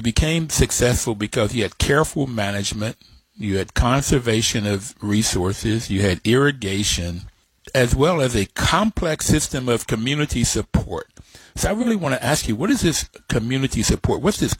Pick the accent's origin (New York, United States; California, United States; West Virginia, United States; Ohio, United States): West Virginia, United States; now in Washington, D.C., United States; growing up in West Virginia, it was my father's home. My paternal grandparents lived in the same house with us. And so most of our family members were from my father's side of the family.